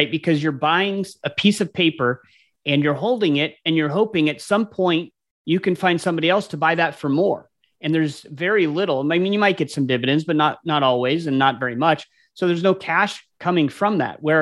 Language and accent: English; Anchorage, Alaska, United States; now in Columbus, United States; I grew up in Anchorage, Alaska, but I ended up uh, coming to Columbus, Ohio, where I, where I live now.